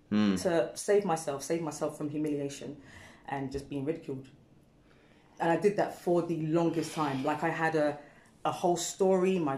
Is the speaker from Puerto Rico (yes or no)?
no; Ghana; moved away; when I left the home, there was no positive sort of portrayal of Ghana, of Africa.